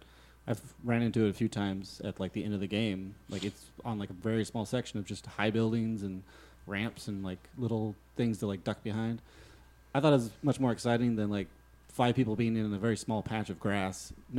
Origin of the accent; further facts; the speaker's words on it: California, United States; also born or lived in Colorado; But I'm from California/Colorado.